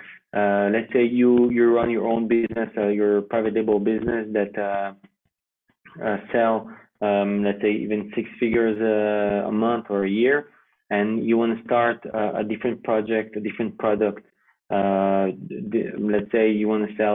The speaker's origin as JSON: {"language": "English", "region": "Geneva", "country": "Switzerland", "tie": "born or raised there", "first_language": "French", "second_language": "English", "moved": "yes", "lives_now": "Israel", "said": "I originally was born in Switzerland. Okay. So the French side of Switzerland, which is Geneva, speak French. So my mother tongue language is French"}